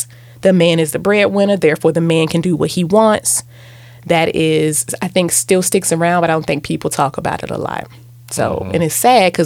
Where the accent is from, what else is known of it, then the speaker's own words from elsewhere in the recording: Virginia, United States; I grew up in Virginia